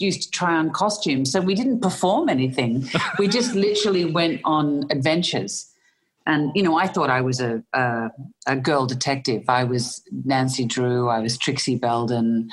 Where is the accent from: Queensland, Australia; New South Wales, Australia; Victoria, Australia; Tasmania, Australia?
Victoria, Australia; Melbourne; accent: Australian; I was born in Melbourne in Australia